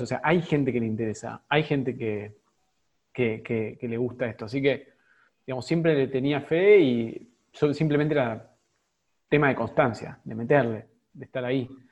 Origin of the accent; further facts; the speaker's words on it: Argentina; Somos en Argentina, estamos todos concentrados acá y me incluyo